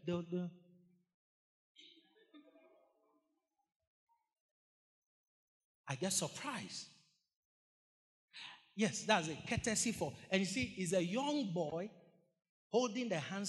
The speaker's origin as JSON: {"language": "English", "country": "Ghana", "tie": "born or raised there", "said": "In the 90s, growing up in Ghana, it was custom that every school you attended"}